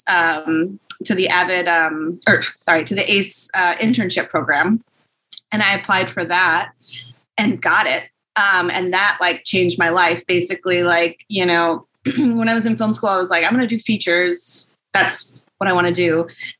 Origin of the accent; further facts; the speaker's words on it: Michigan, United States; I'm from there